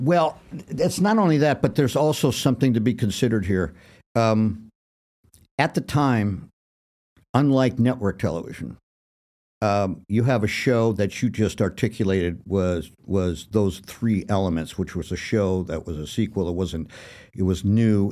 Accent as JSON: {"language": "English", "town": "Detroit", "region": "Michigan", "country": "United States", "said": "I was from Detroit"}